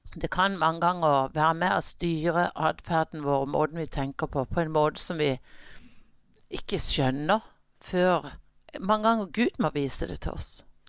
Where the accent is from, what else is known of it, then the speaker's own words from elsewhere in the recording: Kristiansand, Agder, Norway; also born or lived in New Jersey, United States; Jeg er født i staten New Jersey, og der bodde vi eh, til jeg var fire år. Og så flytta vi hjem, og, og har siden vært her i Kristiansand.